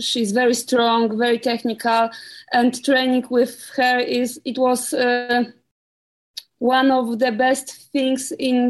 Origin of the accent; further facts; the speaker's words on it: Poland; We are both from Poland